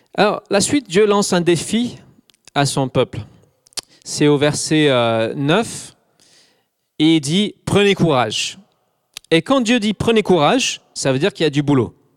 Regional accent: England, United Kingdom; French is a second language; moved away as an adult; also born or lived in Scotland; now in Alsace, France; Je suis anglais. J'ai vécu jusqu'à 24-25 ans en Angleterre

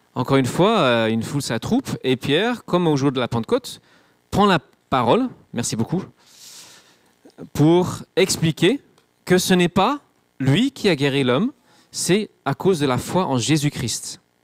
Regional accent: England, United Kingdom; moved away; je suis anglais, c'est pas ma culture

